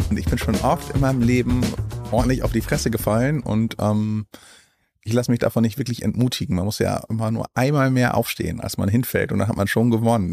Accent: Jever, Lower Saxony, Germany; also born or lived in Spain; ich bin in Jever zur Schule gegangen

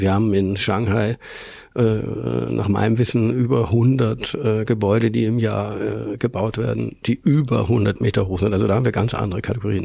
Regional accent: Hamburg, Germany; moved away as an adult; now in Vienna, Austria; bin ich zwar in Hamburg aufgewachsen, also geboren und aufgewachsen, aber ich habe einen ungarischen Vater

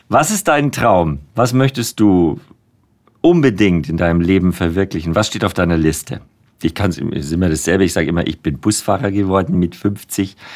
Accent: Nuremberg, Bavaria, Germany; Nein, aber aus Nürnberg.

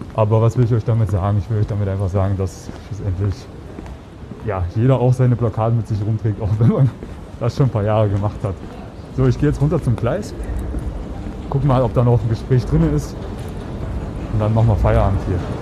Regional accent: Germany; now in Vienna, Austria; ich bin Deutscher, Piefke

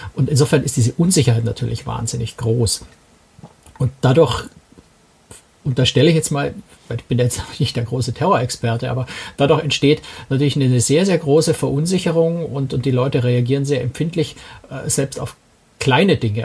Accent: Germany; als Deutsche

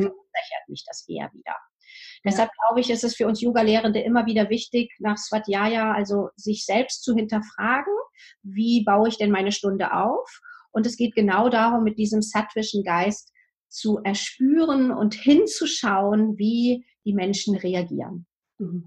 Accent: Germany; bei uns in Deutschland

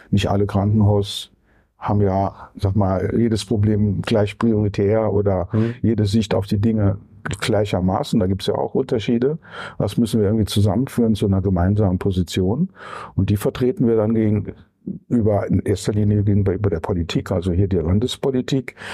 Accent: Saarbrücken, Saarland, Germany; Ja, ja, ich bin gebürtiger Saarländer und hat mich dann erst rausgetrieben. Dann war ich für die Bundesknappschaft in Bochum tätig.

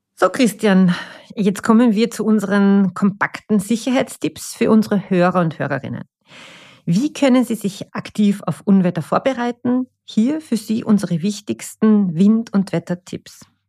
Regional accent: Austria; wir Österreicher und Österreicherinnen

